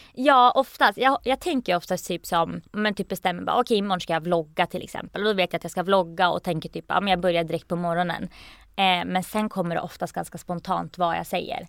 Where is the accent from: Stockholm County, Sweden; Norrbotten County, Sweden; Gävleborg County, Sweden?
Gävleborg County, Sweden; Gävle; moved away as an adult; also born or lived in Norway / Belfast; jag kommer från Gävle